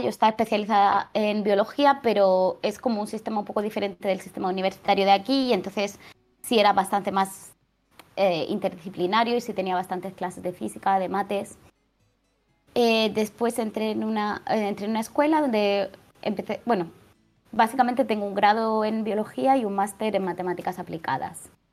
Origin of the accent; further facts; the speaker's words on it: Murcia, Region of Murcia, Spain; moved away as an adult; also born or lived in France / United States / Mexico; now in Barcelona, Spain; Yo soy de Murcia.